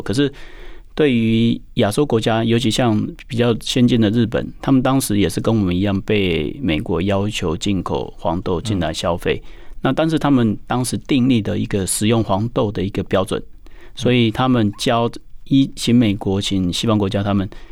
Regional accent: Taiwan; also born or lived in Australia; 因为我们从小长大，然后真的在台湾长大

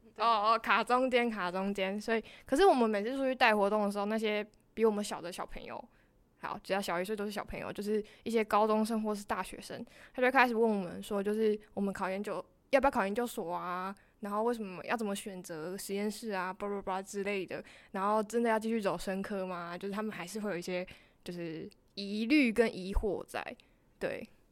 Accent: Taitung County, Taiwan; 我都是台东人

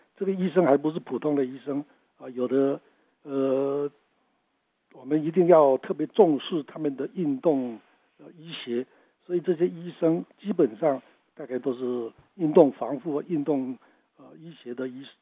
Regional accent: Taiwan; 我们台湾人

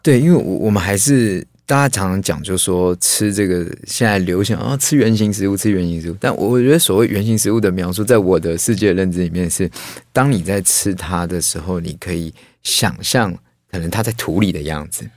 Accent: Taipei, Taiwan; 所以我连，事实上我连那个农村的记忆都没有，因为我，我就举家都在这个台北，然后我连过年回个南部那种都没有，都在台北

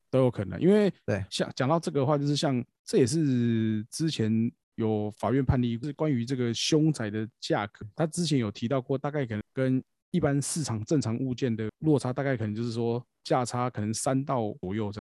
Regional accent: Taiwan; 我们台湾人

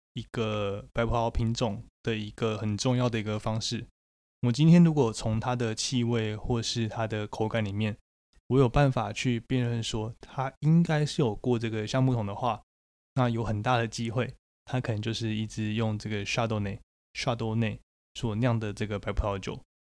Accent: Taiwan; 在台湾我们会说这个叫做土芭乐

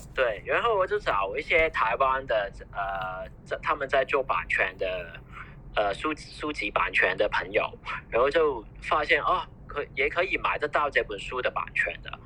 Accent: Hong Kong; 我们我们香港人觉得很奇怪

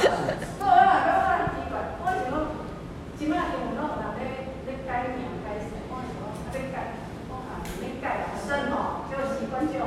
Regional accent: Taiwan; 因为我是台湾人，所以我讲我的意思

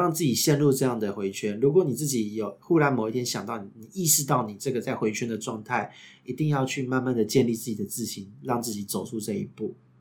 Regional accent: Taipei, Taiwan; 因为我台北人

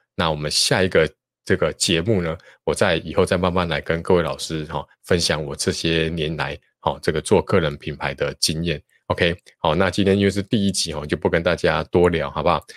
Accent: Taichung, Taiwan; 我是台中人

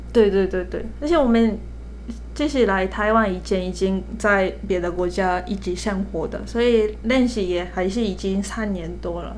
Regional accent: Japan; Chinese is a second language; moved away as an adult; also born or lived in Philippines / Canada; now in Taiwan; 我是日本人嘛

